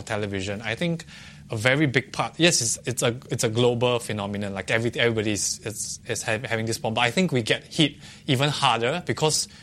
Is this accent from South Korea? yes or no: no; Singapore; I'm a Singaporean.